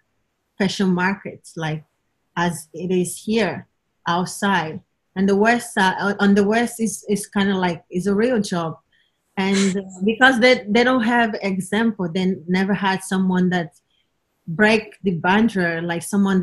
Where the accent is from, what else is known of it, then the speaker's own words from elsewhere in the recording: Angola; moved away as an adult; also born or lived in Luanda; now in New York, United States; from Angola and live in New York right now.